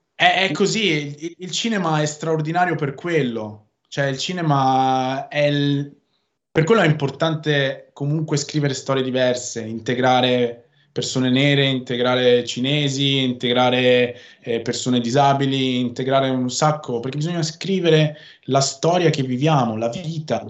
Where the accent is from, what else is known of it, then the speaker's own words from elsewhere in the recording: Veneto, Italy; accent: northern; dove viviamo in Veneto e io sono veneto. Parlo con questo accento del nord